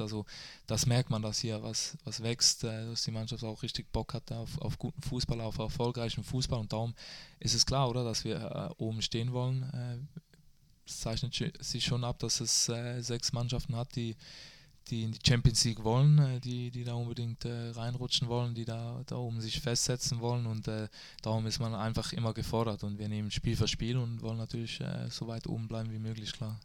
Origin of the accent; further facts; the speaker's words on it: Switzerland; moved away as an adult; now in Germany; ich bin stolzer Schweizer